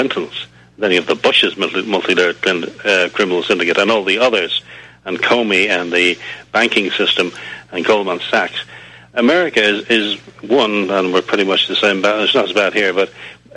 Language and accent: English; Dublin, Leinster, Ireland; I'm from Dublin, Ireland. I'm from the Republic of Ireland